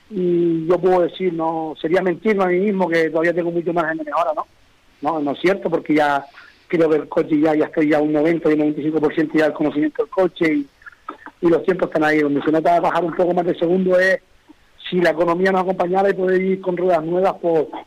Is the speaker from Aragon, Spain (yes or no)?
no; Fataga, Canary Islands, Spain; la suya de Fataga la hago por tradición, por porque es algo que es una fiesta en mi pueblo